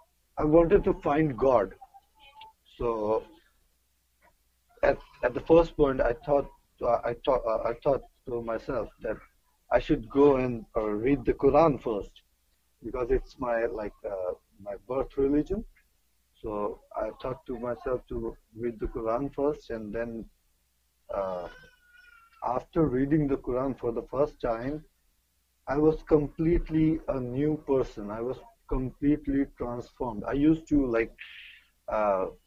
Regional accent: New Delhi, Delhi, India; I'm from New Delhi, India

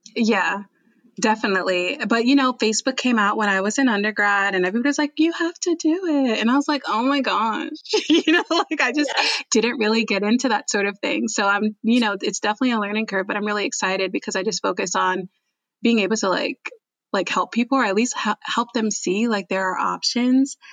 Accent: New Jersey, United States; moved away as an adult; also born or lived in New York; now in Texas, United States; I'm actually I'm from New Jersey

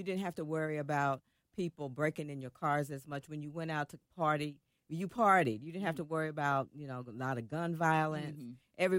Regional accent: Jackson, Kentucky, United States; moved away as an adult; also born or lived in Atlanta, Georgia; I'm from Kentucky.

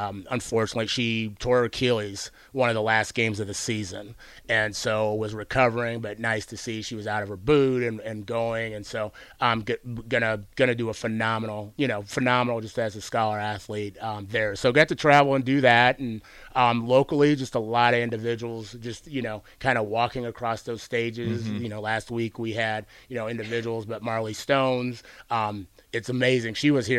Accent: Pittsburgh, Pennsylvania, United States; born there; also born or lived in Washington / Arizona; we lived in a number of different states, Washington State, Arizona. I was born in Pittsburgh

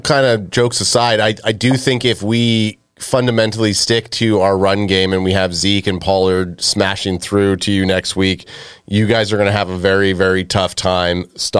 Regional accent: Canada; we're Canadian

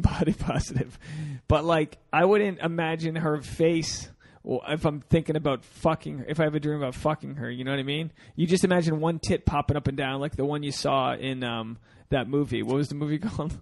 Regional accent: New England, United States; I'm from I'm from New England where we have a lot of uh, a lot of sea creatures in, in our meals

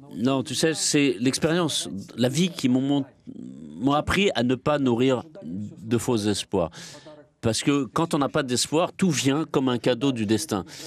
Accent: Russia; Je suis fier que je suis russe

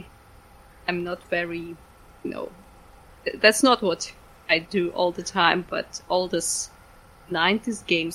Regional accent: Ukraine; I'm from Ukraine

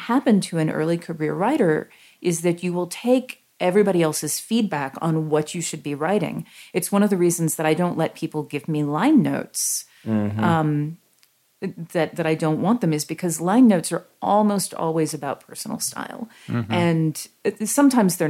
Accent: the South, United States; I'm from the South

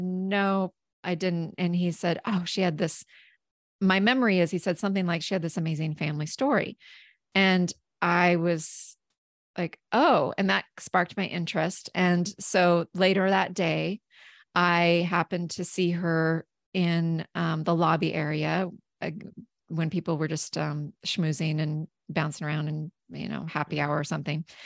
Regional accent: southeastern Washington State, United States; I grew up in southeastern Washington State

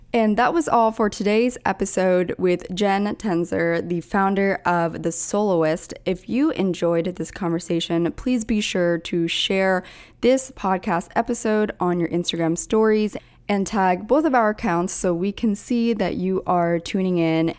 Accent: Pennsylvania, United States; I'm from, uh, outside, like an hour outside of Philadelphia, so, um, grew up on the East Coast

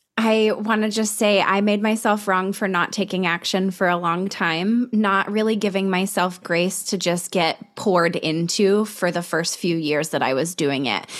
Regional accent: Colorado, United States; we're both from Colorado

